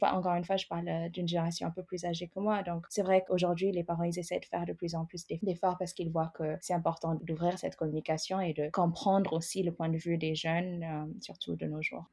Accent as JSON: {"language": "French", "country": "Ethiopia", "tie": "born or raised there", "moved": "as an adult", "lives_now": "France", "said": "Je viens de l'Éthiopie. Je suis arrivée à, à, presque 18 ans pour faire mes études, mais à la base, je suis euh, donc éthiopienne"}